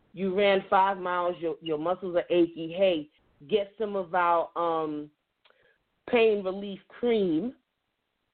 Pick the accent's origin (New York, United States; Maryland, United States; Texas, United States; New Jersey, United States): New York, United States; now in North Carolina, United States; I'm originally from New York, or as I like to say, the great state of New York, but the Empire State.